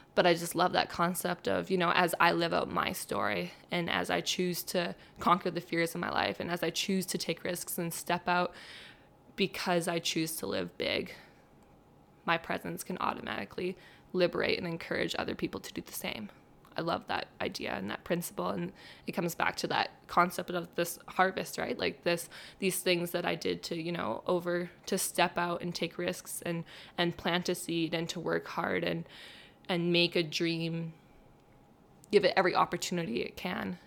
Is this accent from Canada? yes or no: yes; Barrhead, Alberta, Canada; I grew up in Barnard